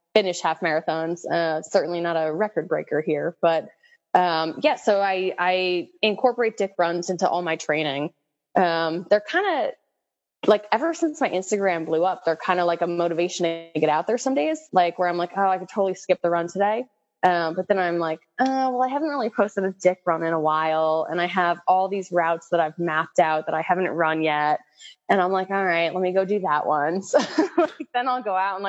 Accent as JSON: {"language": "English", "region": "New Jersey", "country": "United States", "said": "I'm from New Jersey"}